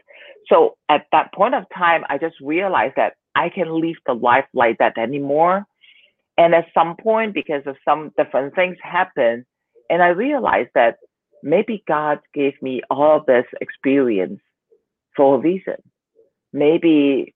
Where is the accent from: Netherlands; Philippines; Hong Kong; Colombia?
Hong Kong; also born or lived in Southern California; now in Taiwan; I am from Hong Kong, living in Taiwan right now